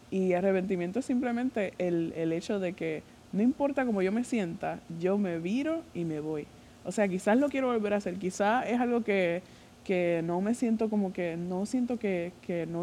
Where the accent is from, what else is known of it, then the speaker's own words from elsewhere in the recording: Puerto Rico; Yo soy de Puerto Rico